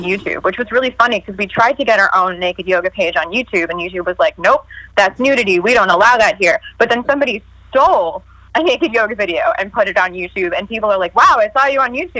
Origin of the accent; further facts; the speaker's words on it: New York, United States; I'm from New York. I'm a fast talker